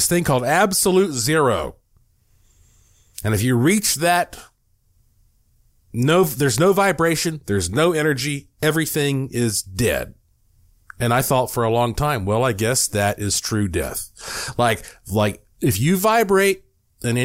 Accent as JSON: {"language": "English", "town": "Asheville", "region": "North Carolina", "country": "United States", "tie": "born or raised there", "said": "I was born in Asheville, North Carolina"}